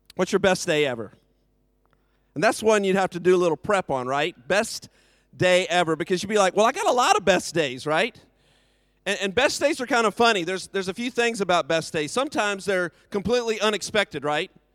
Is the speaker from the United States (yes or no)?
yes; United States; now in United Kingdom; I'm from America